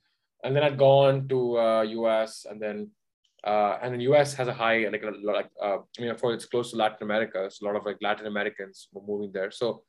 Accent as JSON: {"language": "English", "country": "Oman", "tie": "born or raised there", "said": "I grew up in Oman, right? So I spoke English and wrote English and read English everywhere. I spoke only Tamil at home, so I never read and write it."}